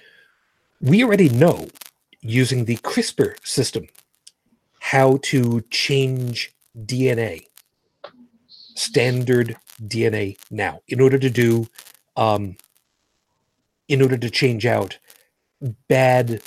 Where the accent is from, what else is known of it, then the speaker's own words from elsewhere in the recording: United States; I'm American, not Canadian